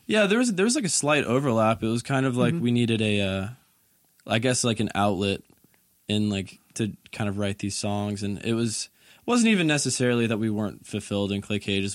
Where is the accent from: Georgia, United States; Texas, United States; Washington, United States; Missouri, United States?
Georgia, United States; Conyers; moved away as an adult; also born or lived in Murfreesboro, Tennessee; I grew up in a suburb called uh, Conyers. It's probably like 45, maybe 30 minutes away from it